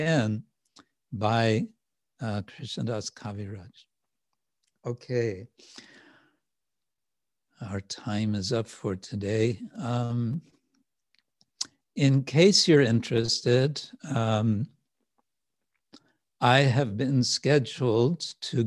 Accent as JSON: {"language": "English", "area": "the Wild West", "region": "Western United States", "country": "United States", "tie": "born or raised there", "said": "where I grew up in the Wild West"}